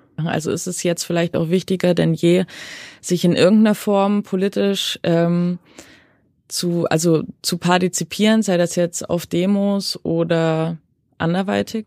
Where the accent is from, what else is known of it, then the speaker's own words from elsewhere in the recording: Saxony, Germany; Also ich bin in Sachsen groß geworden, in so einem kleinen Dörfchen in Sachsen